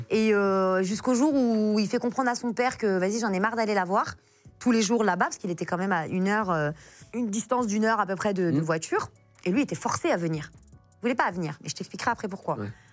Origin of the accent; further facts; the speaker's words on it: France; je suis française